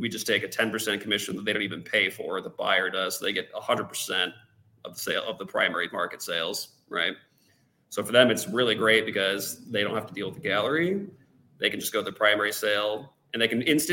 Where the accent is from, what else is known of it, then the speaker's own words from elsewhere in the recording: United States; moved away; I, as an American